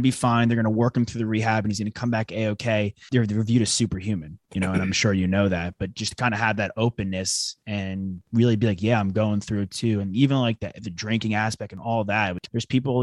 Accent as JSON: {"language": "English", "region": "New York", "country": "United States", "also_born_or_lived": "Texas", "moved": "yes", "said": "I'm from New York originally"}